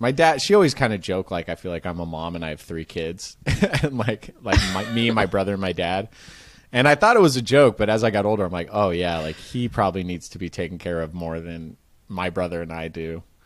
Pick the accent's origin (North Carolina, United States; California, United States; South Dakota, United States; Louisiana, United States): California, United States; Marin; I grew up in Marin, which is just north of it